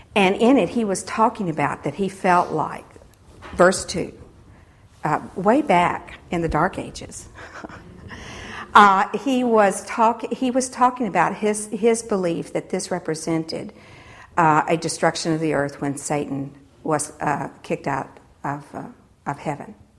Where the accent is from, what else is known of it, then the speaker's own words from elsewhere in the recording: United States; as Christians, and particularly as American Christians